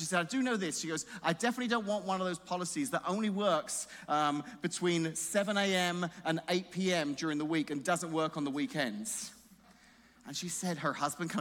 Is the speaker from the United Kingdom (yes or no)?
yes; England, United Kingdom; moved away; I'm just English